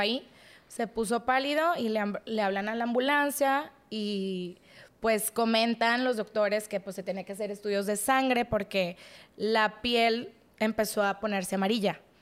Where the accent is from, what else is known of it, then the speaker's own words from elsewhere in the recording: Monterrey, Nuevo León, Mexico; Estuvimos creciendo aquí en Monterrey